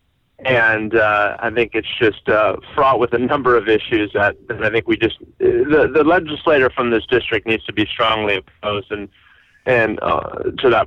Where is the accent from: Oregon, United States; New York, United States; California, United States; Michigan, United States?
California, United States; Davis; I grew up in Davis